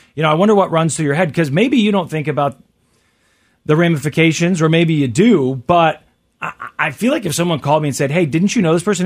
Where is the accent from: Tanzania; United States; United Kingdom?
United States; Kansas City, Missouri; also born or lived in St. Joseph, Missouri; I am, I am uh, from Kansas City and Lee Summit